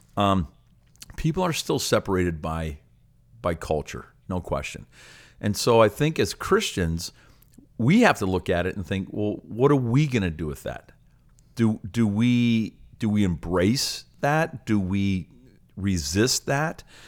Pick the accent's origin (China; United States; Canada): Canada; I'm a proud Canadian, and when I go to other places, um, I, I love to let people know that I'm Canadian